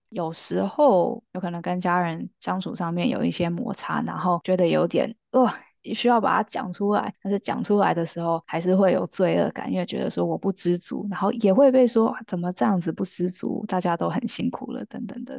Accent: Canada; also born or lived in Taiwan; 我们都是在台湾出生的，然后小时候跟着家人一起移民到加拿大

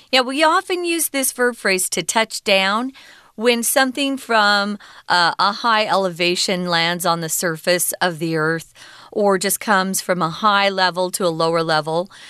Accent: United States; growing up in America

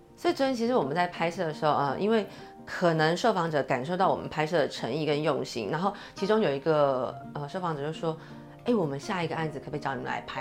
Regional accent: Taiwan; 我们台湾人有很多，有自由度

